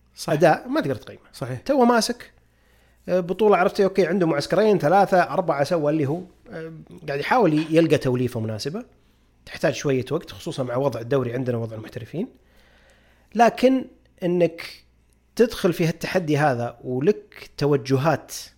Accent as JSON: {"language": "Arabic", "country": "Saudi Arabia", "said": "كلنا جميعا كسعوديين"}